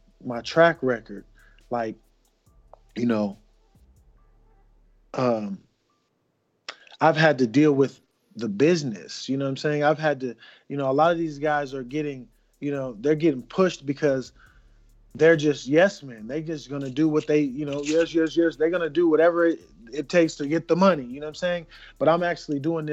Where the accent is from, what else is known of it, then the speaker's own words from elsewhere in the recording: Las Vegas, Nevada, United States; I'm from Las Vegas, two-time Olympian